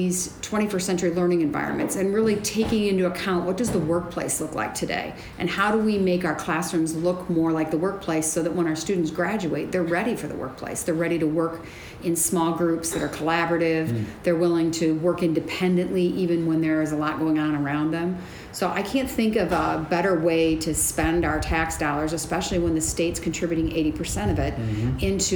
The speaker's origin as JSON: {"language": "English", "town": "Toledo", "region": "Ohio", "country": "United States", "tie": "born or raised there", "said": "So I grew up in Toledo. I grew up in Point Place, so I'm a Toledo kid, a TPS kid."}